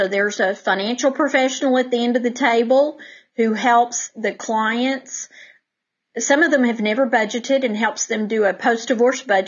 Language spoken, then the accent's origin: English; Denton, Texas, United States; I grew up in Denton